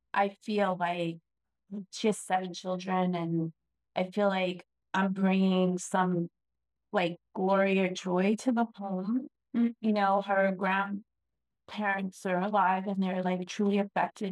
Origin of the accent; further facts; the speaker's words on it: New York, United States; I grew up in New York